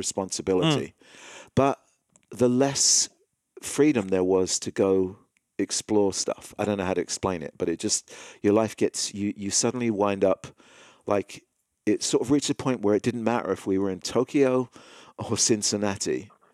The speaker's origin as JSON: {"language": "English", "region": "England", "country": "United Kingdom", "tie": "born or raised there", "moved": "yes", "said": "growing up in England and going to English school"}